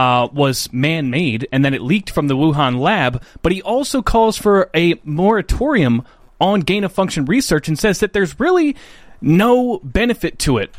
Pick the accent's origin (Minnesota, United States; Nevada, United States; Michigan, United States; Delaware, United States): Delaware, United States; Dover; And I'm from Dover, Delaware.